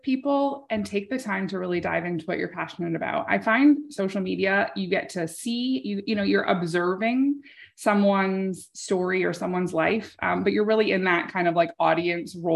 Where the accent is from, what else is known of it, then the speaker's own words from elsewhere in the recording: Canada; I'm a Canadian